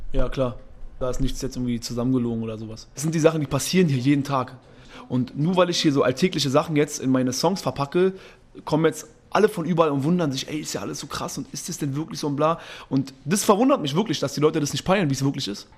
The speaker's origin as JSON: {"language": "German", "region": "Berlin", "country": "Germany", "said": "ich war schon überall in Berlin"}